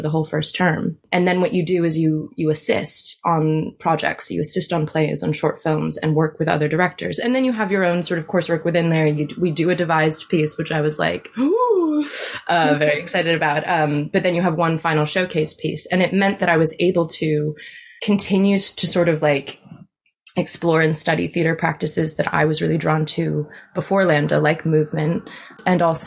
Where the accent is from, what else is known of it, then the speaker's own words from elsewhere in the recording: Washington, District of Columbia, United States; moved away as an adult; now in United Kingdom; So I went back to DC where I'm from